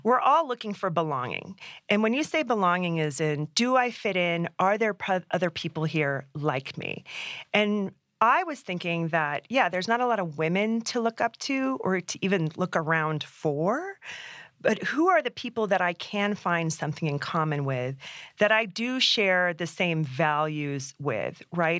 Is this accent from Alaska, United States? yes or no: yes; Alaska, United States; now in Colorado, United States; growing up in Alaska